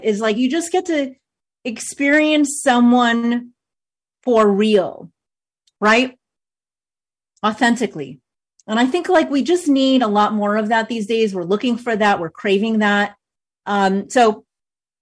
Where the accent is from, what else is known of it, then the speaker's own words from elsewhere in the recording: New York, United States; moved away as an adult; also born or lived in Maryland / Virginia / Washington, D.C.; now in North Carolina, United States; where I grew up in New York versus where I live now in North Carolina